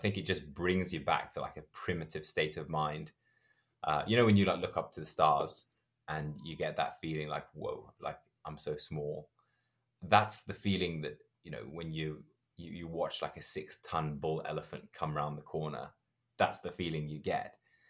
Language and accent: English; Zimbabwe; moved away; My mom's originally from Zambia. And so I grew up in Zimbabwe.